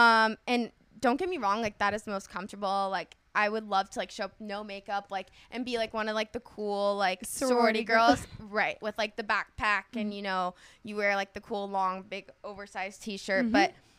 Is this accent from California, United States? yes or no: yes; Orange County, California, United States; I grew up in Orange County.